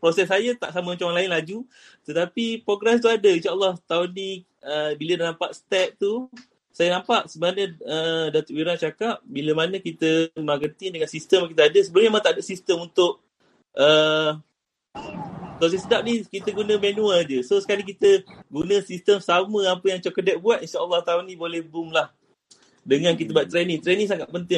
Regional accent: Kuantan, Pahang, Malaysia; saya daripada Kuantan, daripada Kuantan Pahang

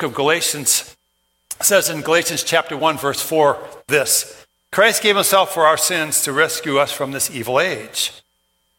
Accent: Brooklyn Park, Minnesota, United States; I grew up in Brooklyn Park

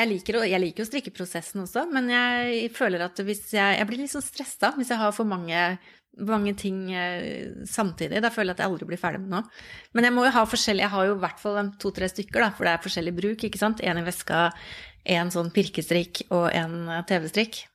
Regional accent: Oslo, Norway; moved away as an adult; now in Østfold, Norway; jeg har bodd i Oslo hele livet og flytta til Østfold for ikke så lenge siden

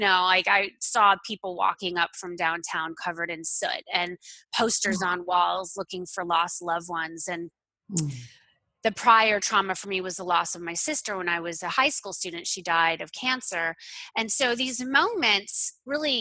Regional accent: Florida, United States; I grew up in Florida

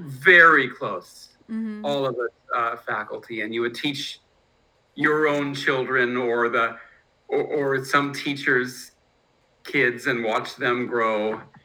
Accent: Berkeley, California, United States; No, I'm from Berkeley. {S14} Oh, wow. {S13} So I grew up in crazy Berkeley.

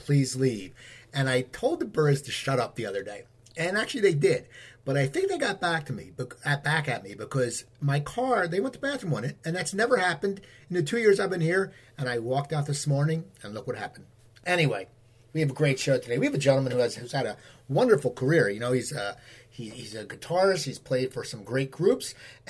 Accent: New Jersey, United States; moved away as an adult; also born or lived in Los Angeles, California; I grew up in New Jersey, you know, and I moved back 2 years ago.

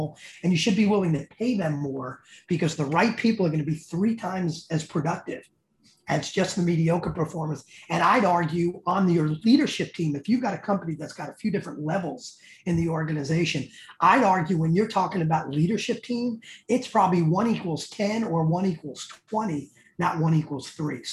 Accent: New York City, New York, United States; accent: Bronx; my Bronx accent

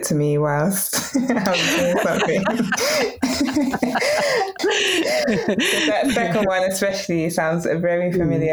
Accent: United Kingdom; accent: British; my British accent

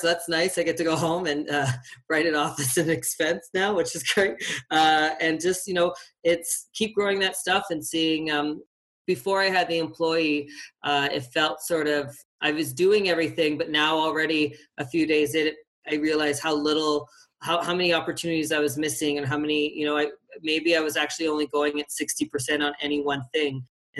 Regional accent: Atlantic Canada, Canada; now in Calgary, Canada; Well, like most people that live in Calgary, I'm from Atlantic Canada. I moved here 13 years ago, which is incredible.

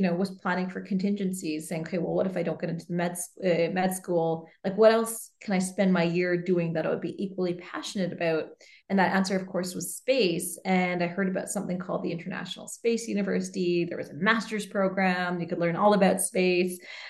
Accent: Canada; I'm Canadian, I'm female.

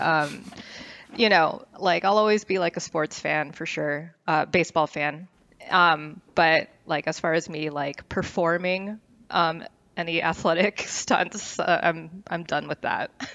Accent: Westlake Village, California, United States; also born or lived in Northridge; I grew up in the West Coast, um, was born in North Ridge. I grew up in Westlake Village, which is, um, a small city in Ventura County.

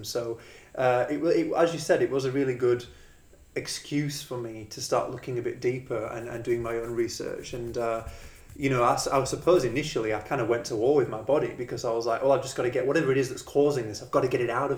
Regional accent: England, United Kingdom; moved away as an adult; also born or lived in Australia; now in Perth, Australia; So I'm from England originally. I came to Australia about 10 years ago

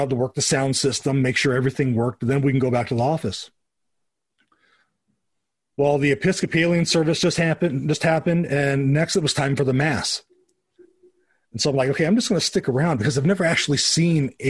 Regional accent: Southern California, United States; I grew up in the Wesleyan Church. I grew up in Southern California.

